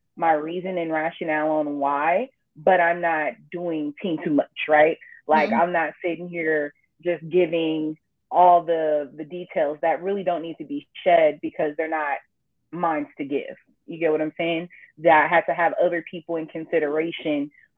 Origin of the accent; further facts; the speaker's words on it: Richmond, California, United States; also born or lived in El Cerrito, California; now in Pittsburg, United States; my hometown is Richmond, El Cerrito. I say both because I kind of split my time between both equally